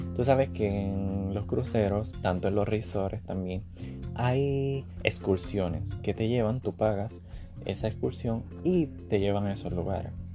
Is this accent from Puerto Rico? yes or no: yes; Puerto Rico; now in Orlando, United States; soy puertorriqueño